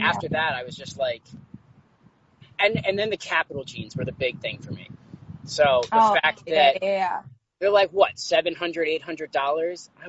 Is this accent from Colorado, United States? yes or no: no; Pennsylvania, United States; moved away as an adult; also born or lived in Massachusetts; my family's actually based out of Pennsylvania